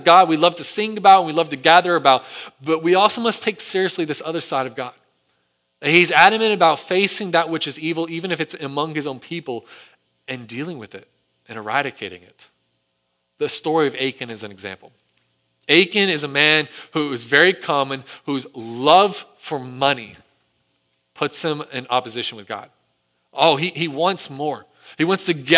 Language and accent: English; United States; Our own history as an American people